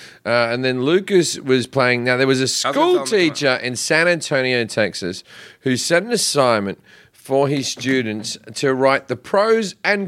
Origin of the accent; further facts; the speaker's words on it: Australia; as an Australian, I know exactly how that feels.